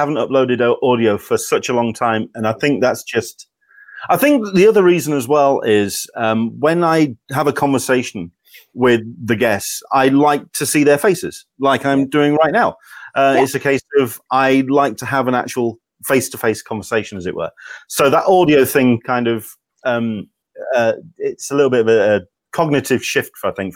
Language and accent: English; Yorkshire and the Humber, United Kingdom; I'm from Yorkshire